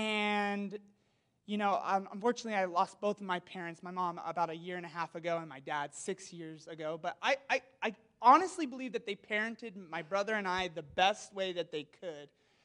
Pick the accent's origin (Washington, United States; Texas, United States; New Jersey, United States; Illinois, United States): Washington, United States; Walla Walla; I'm from Walla Walla, so if you've never heard of Walla Walla, Walla Walla is like Pasadena meets Napa Valley